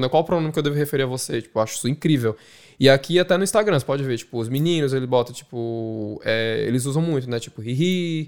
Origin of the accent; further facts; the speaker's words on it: Recife, Pernambuco, Brazil; moved away as an adult; now in Dublin, Ireland; Beijo Recife, beijo Maria do Céu, de onde eu sou